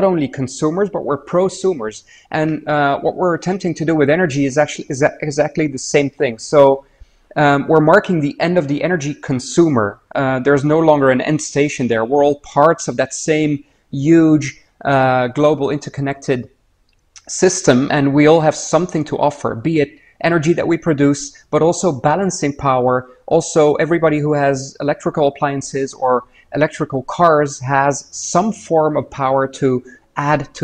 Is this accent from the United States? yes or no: no; Niger; now in Netherlands; I grew up in Niger in West Africa, so one of the French-speaking countries